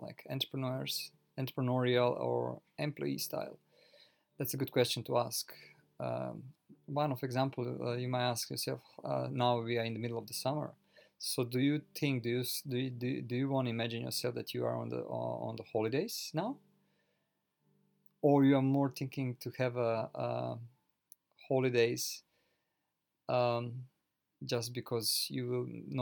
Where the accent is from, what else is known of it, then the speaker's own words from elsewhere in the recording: Croatia; now in Japan; I live currently in Japan originally. I'm from Europe, from Croatia